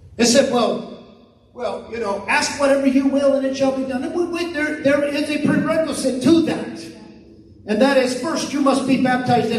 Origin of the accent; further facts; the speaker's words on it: California, United States; now in Tulsa, United States; we're from California, and I mean from California